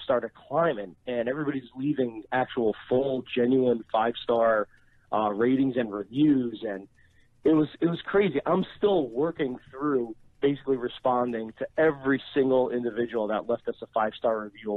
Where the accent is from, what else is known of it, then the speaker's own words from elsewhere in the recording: New Jersey, United States; I was born and raised in Jersey by immigrant parents